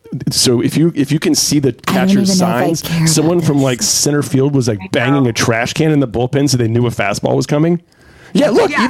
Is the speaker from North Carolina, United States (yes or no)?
yes; Durham, North Carolina, United States; I grew up in Durham, and the minor league Braves team was in Durham. So my dad used to take me to Durham Bulls games